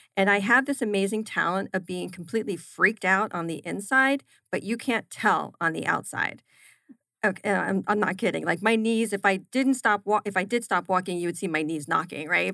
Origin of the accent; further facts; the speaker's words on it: New Jersey, United States; also born or lived in Philadelphia; I grew up in New Jersey, had my formative years there